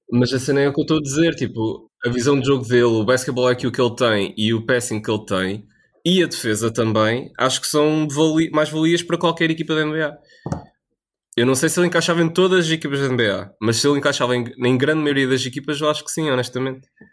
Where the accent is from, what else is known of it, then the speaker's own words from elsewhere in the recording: Portugal; nós, como portugueses